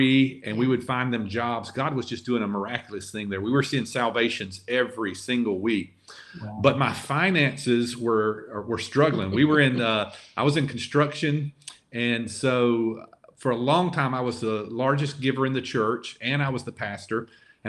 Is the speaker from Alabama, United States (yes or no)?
yes; Lower Alabama, United States; moved away as an adult; also born or lived in Montgomery, Alabama; now in San Francisco, United States; we're from Lower Alabama, and so our accent hurts us in some ways and helps us in some ways here